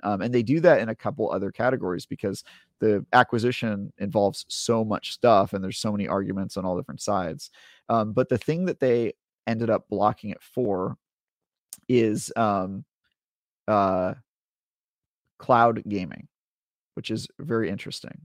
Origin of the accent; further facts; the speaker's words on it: United States; I'm an American